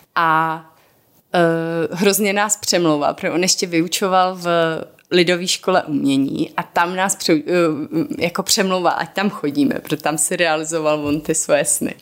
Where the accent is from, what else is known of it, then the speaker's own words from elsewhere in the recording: Moravia, Czechia; jsme z Moravy původně